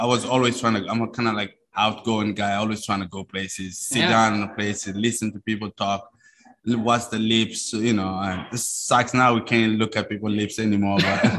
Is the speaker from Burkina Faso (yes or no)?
yes; Burkina Faso; first language Mooré; English is a second language; is my native language. It's my ethnicity is called Mosi.